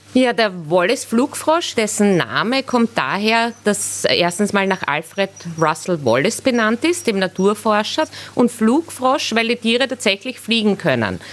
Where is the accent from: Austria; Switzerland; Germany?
Austria; bei uns in Österreich